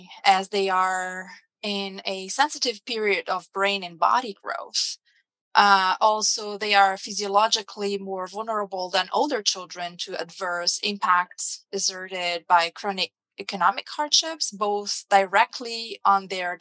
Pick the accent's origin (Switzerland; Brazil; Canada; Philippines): Brazil; now in United States; my home country, Brazil